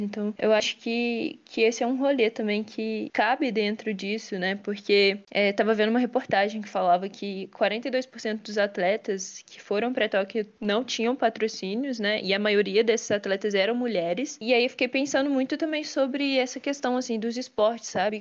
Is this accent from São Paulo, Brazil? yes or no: no; Minas Gerais, Brazil; aqui direto da minha terra, Minas Gerais